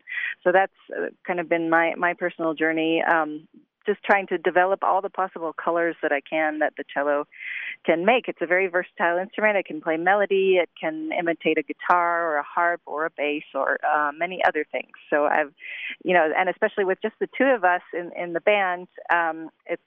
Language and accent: English; United States; as an American